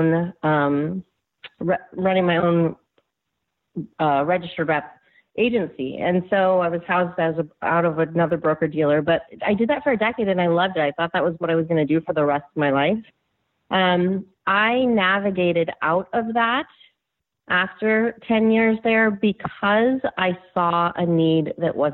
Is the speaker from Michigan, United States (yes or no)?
no; Northern California, United States; I'm from Northern California, where we live and raise our children